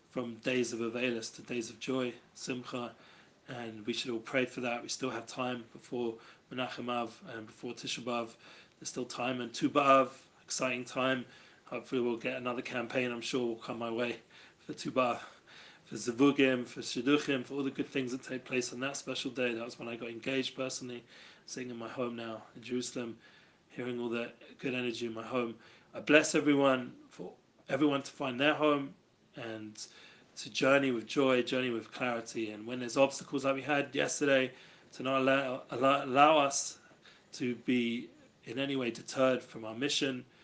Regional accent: Germany; English is a second language; I'm from Germany, yes, just came in just in time before we rounded off the class

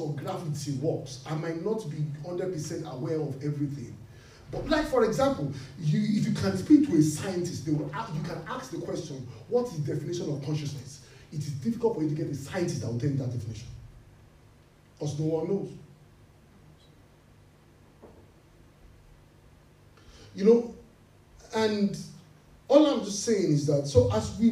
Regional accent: Nigeria; we are from Nigeria

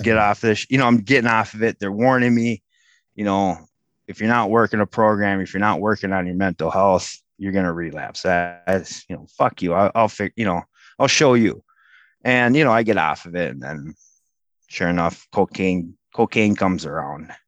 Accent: Oakdale, Minnesota, United States; I grew up in Oakdale.

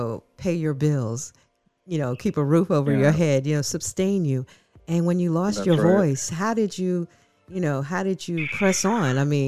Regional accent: Panama; I'm a Panamanian girl.

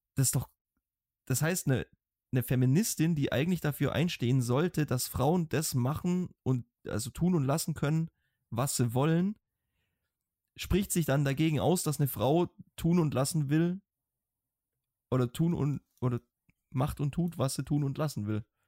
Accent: Germany; now in Iceland; wir Deutschen

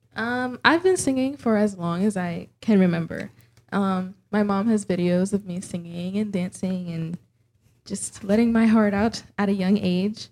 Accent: Florida, United States; I was born and raised in Florida but both of my parents immigrated to the United States from Jamaica

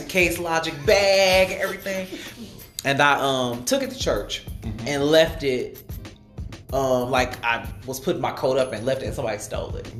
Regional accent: Detroit, Michigan, United States; I am from Detroit

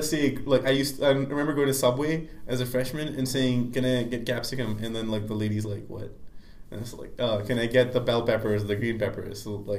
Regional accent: Pakistan; moved away as an adult; now in United States; I'm from Pakistan

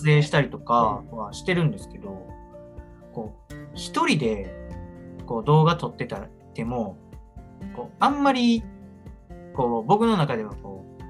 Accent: Kochi, Japan; moved away; 僕、高知ですし、

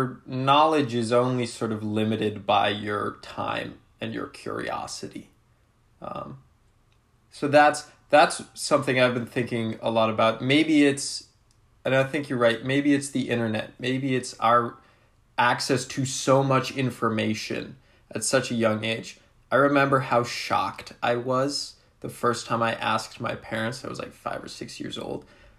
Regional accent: Rhode Island, United States; I'm from Rhode Island.

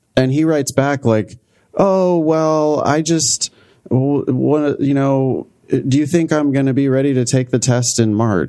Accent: Central Valley of California, United States; my hometown in the Central Valley of California

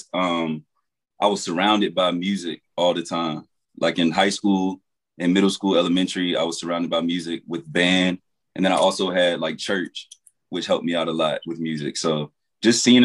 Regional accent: Virginia 757 area, United States; I'm from Virginia 757 area

